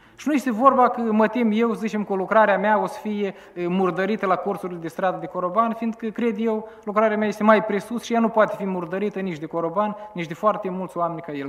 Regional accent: Chișinău, Moldova; aici la noi la Chișinău

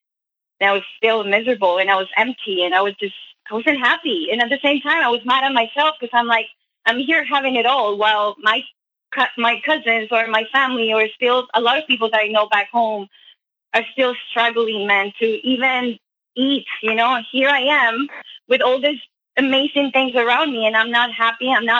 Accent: Colombia; now in Canada; I'm a girl from Colombia that moved to Canada looking for a better life, you know, better money.

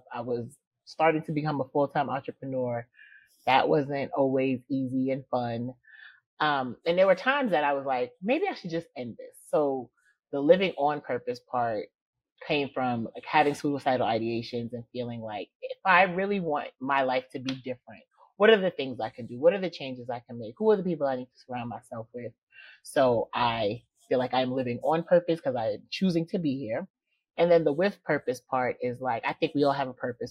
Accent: New York City, New York, United States; now in Georgia, United States; I'm from the Bronx, New York, and I now live in Georgia

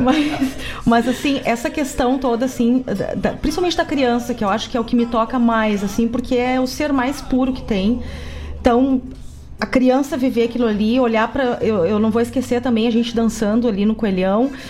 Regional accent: Cachoeira do Sul, Rio Grande do Sul, Brazil; Eu que sou de Cachoeira do Sul, que eu tinha lá a vigília do canto gaúcho

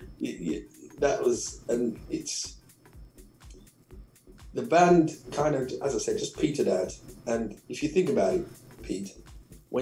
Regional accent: Birmingham, West Midlands, United Kingdom; I'm just from Birmingham

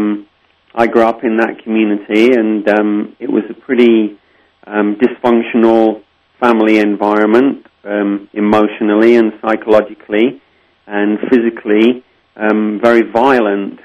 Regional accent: Lincolnshire, East Midlands, United Kingdom; I was born and raised in Lincolnshire, England, the Shire of Lincoln

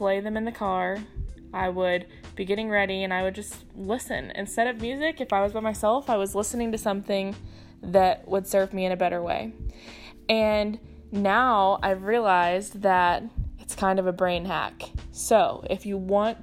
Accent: Houston, Texas, United States

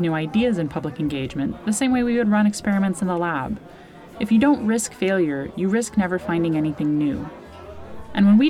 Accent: United States; now in Ireland; as an American doing comedy and science communication in Ireland.

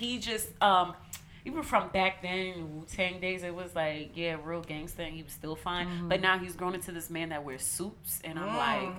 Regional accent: New Jersey, United States; We're from North Jersey.

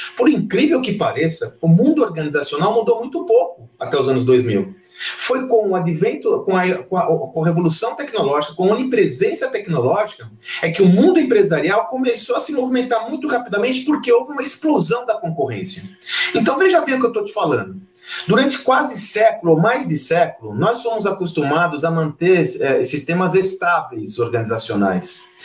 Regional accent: São Paulo, Brazil; Eu comecei minha carreira com 18 anos vendendo amendoim confeitado na periferia de São Paulo

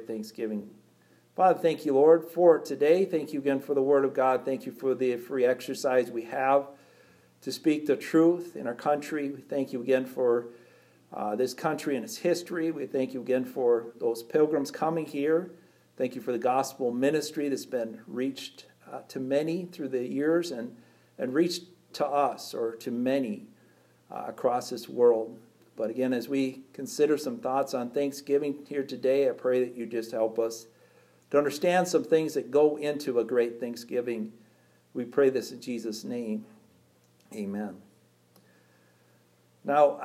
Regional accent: United States; And we're American people.

